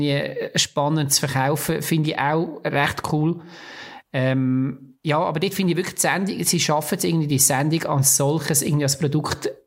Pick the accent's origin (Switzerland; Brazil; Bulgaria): Switzerland; äh, ein bisschen klischemässig als Schweizer Dings.